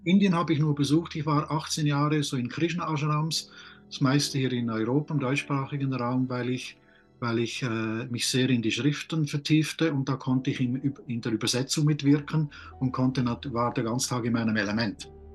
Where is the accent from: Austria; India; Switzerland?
Switzerland; ich bin auf dem Land aufgewachsen